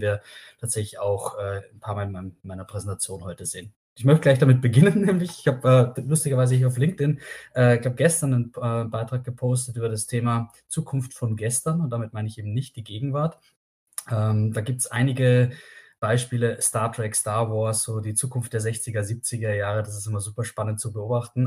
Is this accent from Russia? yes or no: no; Austria; now in Germany; ich bin Österreicher